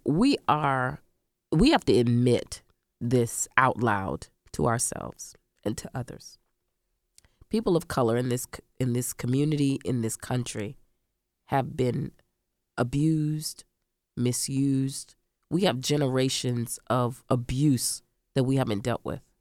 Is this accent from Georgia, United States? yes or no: no; Central Florida, United States; I grew up in Central Florida